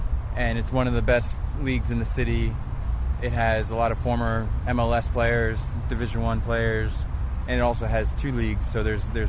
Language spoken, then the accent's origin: English; New York City, New York, United States; I'm from New York City.